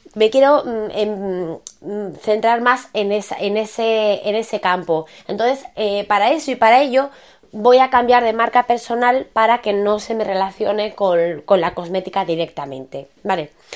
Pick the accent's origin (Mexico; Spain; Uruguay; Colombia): Spain; todo el mundo tenemos dos apellidos en España